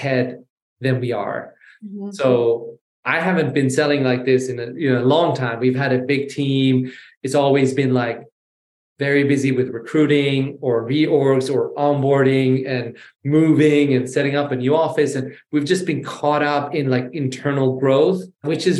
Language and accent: English; Sweden; also born or lived in Iran / London / New York; So I'm born in Iran. I was raised in Sweden.